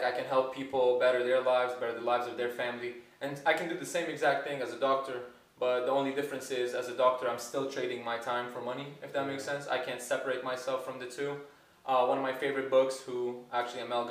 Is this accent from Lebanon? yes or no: yes; Lebanon; moved away as an adult; now in United States; I am from Lebanon. A lot of people know this. I moved to the States around 4 or 5 years ago